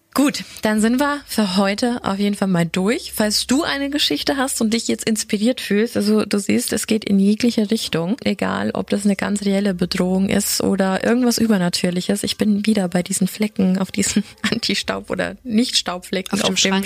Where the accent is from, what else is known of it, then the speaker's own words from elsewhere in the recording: Germany; Ich bin sehr nahe der tschechischen Grenze groß geworden.